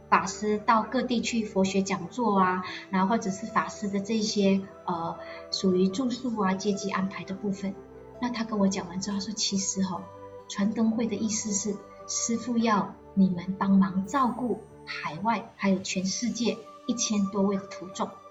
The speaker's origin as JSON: {"language": "Chinese", "country": "Malaysia", "moved": "as an adult", "lives_now": "Taiwan", "said": "因为我也是马来西亚人"}